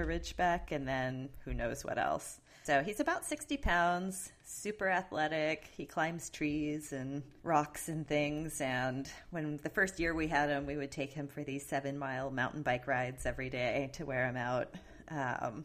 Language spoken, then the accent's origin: English; Charleston, South Carolina, United States; now in Bay Area, United States; I grew up in Charleston